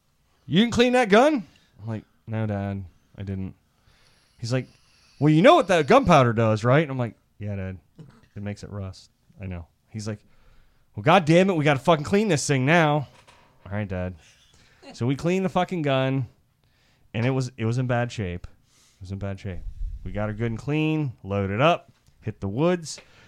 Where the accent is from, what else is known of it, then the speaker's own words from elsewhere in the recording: Iowa, United States; When I grew up in Iowa, there were farms and they had like farm geese.